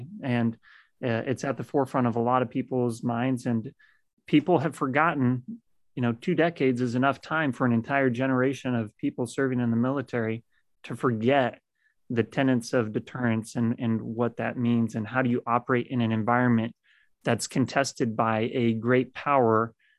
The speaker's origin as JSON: {"language": "English", "town": "Great Falls", "region": "Montana", "country": "United States", "tie": "born there", "said": "I was born in Great Falls, Montana, when he was doing his crew assignment up there in the 10th and 12th missile squadrons."}